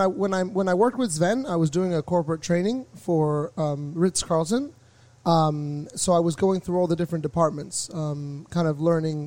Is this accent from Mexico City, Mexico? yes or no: yes; Mexico City, Mexico; moved away as an adult; also born or lived in Switzerland / Middle East; now in Miami, United States; So I grew up in Mexico City, and all of my early years of school were in Mexico City, in Coyoacan. But then I went to university in Switzerland.